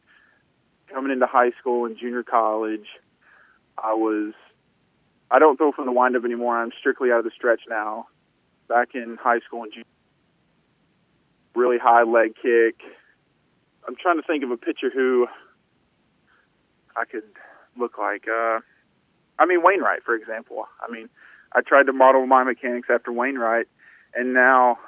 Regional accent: Kentucky, United States; growing up in Kentucky

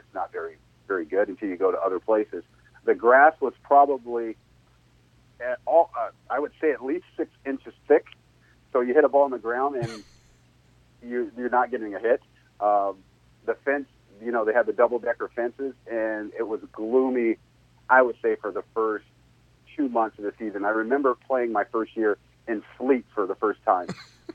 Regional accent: Long Beach, California, United States; I'm from Long Beach, California

